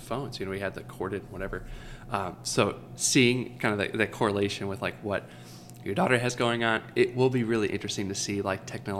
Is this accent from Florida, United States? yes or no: no; Leroy Township, Ohio, United States; I grew up in Leroy Township, so I knew of Chardon.